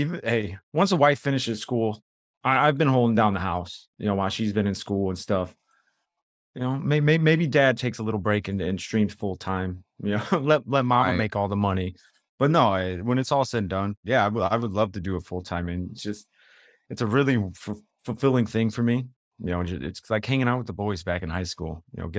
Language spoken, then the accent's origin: English; Chicago, Illinois, United States; Like I said, growing up in the South Side of Chicago